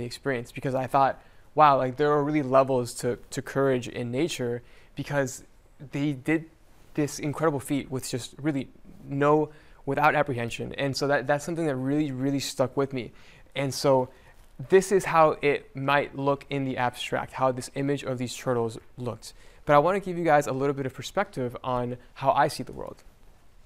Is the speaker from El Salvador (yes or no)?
yes; El Salvador; moved away; I was born in El Salvador